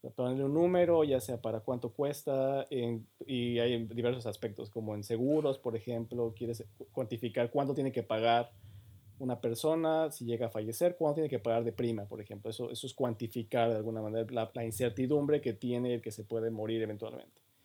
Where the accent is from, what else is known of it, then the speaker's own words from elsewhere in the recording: Mexico; moved away as an adult; now in Canada; soy más, soy más mexicano, bueno, me considero también muy mexicano